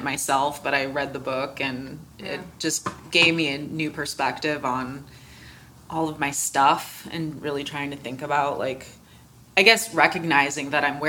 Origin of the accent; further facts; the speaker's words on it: United States; just being an American.